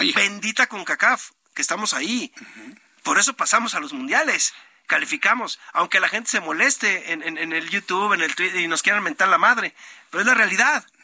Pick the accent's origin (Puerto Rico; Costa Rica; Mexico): Mexico; siendo mexicanos